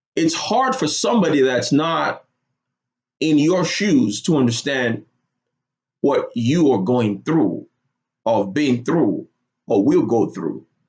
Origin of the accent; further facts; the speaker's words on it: Lagos, Nigeria; moved away as an adult; now in United States; I grew up in Lagos, Nigeria. Moved to the United States when I was 18 years old